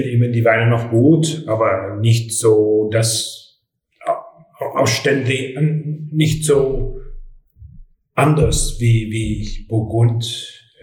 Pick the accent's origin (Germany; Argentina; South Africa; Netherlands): Netherlands; German is a second language; bei uns in Holland